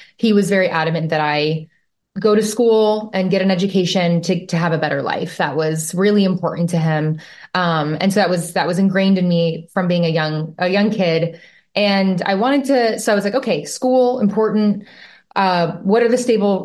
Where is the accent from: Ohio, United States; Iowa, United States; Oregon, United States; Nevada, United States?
Nevada, United States; Las Vegas; I'm originally from Las Vegas. I was born and raised there.